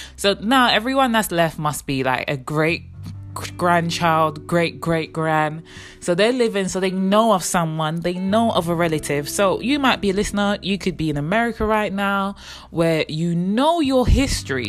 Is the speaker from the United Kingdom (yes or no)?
yes; England, United Kingdom; born or raised there; also born or lived in Jamaica; now in London, United Kingdom